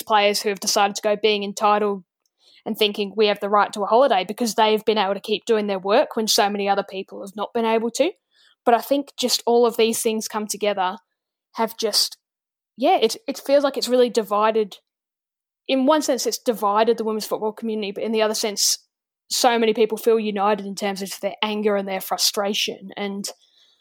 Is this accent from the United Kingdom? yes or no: no; Melbourne, Victoria, Australia; as a Melburnian or as an Australian